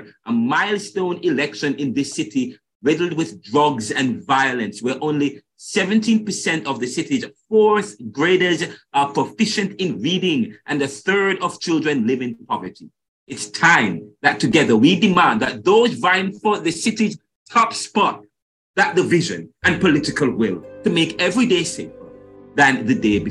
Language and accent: English; Jamaica; moved away; I'm from Jamaica